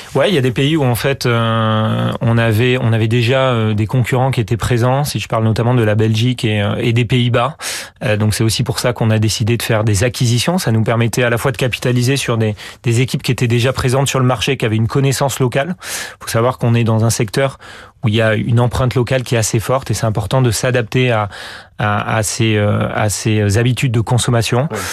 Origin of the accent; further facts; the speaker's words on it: France; moi le premier en tant que bon français